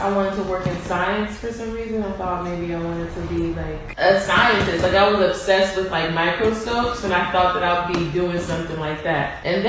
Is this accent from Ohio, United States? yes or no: yes; Cincinnati, Ohio, United States; moved away as an adult; now in Los Angeles, United States; I'm an artist. I'm from Cincinnati, Ohio, and I've been living in LA for a couple years now